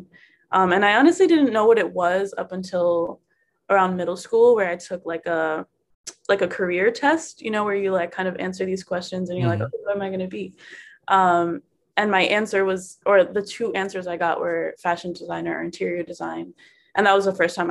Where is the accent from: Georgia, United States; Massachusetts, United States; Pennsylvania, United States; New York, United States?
New York, United States; New York City; also born or lived in Washington Heights, New York / Rockland County, New York / Philadelphia; now in Brooklyn, United States; I was born in Washington Heights and like raised in the Bronx. I was in Kingsbridge. And I was there through elementary school